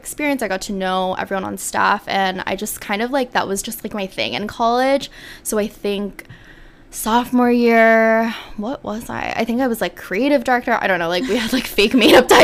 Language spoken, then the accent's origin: English; South Korea; moved away as an adult; So I grew up in Korea, and my family still lives in Korea.